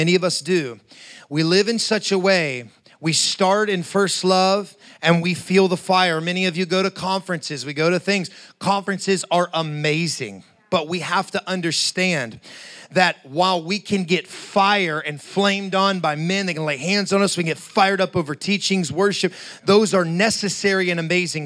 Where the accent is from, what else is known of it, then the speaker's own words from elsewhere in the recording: Appalachia, United States; I'm from, you know, Appalachia, so, you know, growing up near the Kentucky, West Virginia, Southern Ohio area, hillbilly country